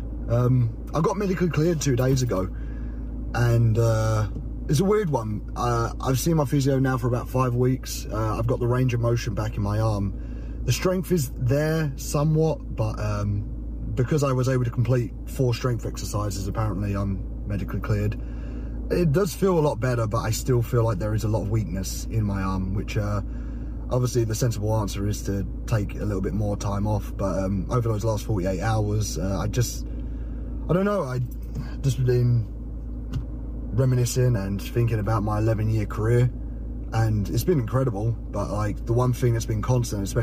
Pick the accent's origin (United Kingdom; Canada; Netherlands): United Kingdom; Essex, East of England; I'm from Essex